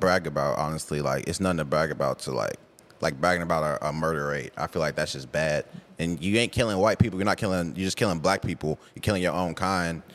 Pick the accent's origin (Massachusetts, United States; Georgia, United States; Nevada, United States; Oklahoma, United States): Oklahoma, United States; Tulsa; I'm from Tulsa, from Gilchrist Hills, actually. And life wasn't really bad growing up.